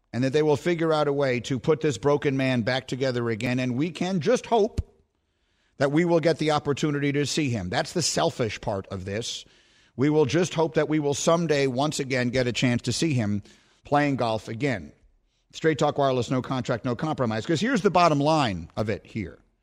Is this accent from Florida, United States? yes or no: no; New York City, New York, United States; moved away as an adult; also born or lived in Chicago; I grew up in New York City